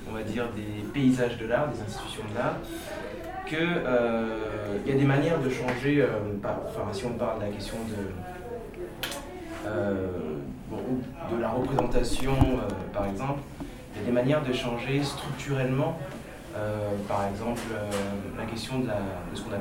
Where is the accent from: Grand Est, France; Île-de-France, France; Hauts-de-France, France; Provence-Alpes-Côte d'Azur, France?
Île-de-France, France; Saint-Denis; moi je suis né à Saint-Denis